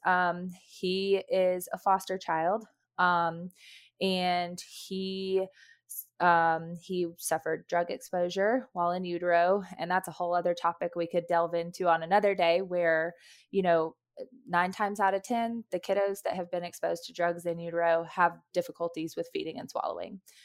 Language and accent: English; Knoxville, Tennessee, United States; moved away as an adult; now in North Georgia, United States; I'm originally from Knoxville, Tennessee, that's where my family lives